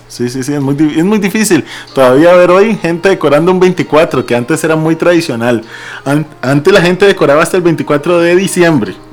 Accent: Costa Rica; a mí me identifica más como tico cuando escucho una marimba

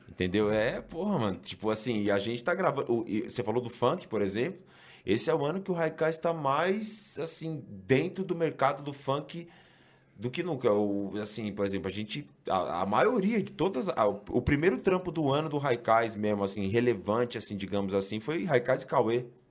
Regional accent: São Paulo, Brazil; eu sou da Zona Norte de São Paulo. Eu sou é, criado na Vila Maria, né? Mas, assim, me mudei bem cedo ali para o Mandaqui

